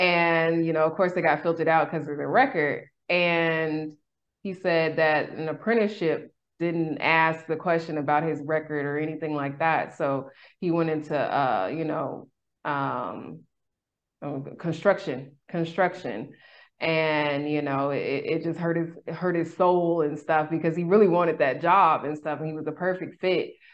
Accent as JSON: {"language": "English", "town": "Sacramento", "region": "California", "country": "United States", "tie": "born or raised there", "said": "in my hometown. I'm originally from Sacramento, California, Sac Town"}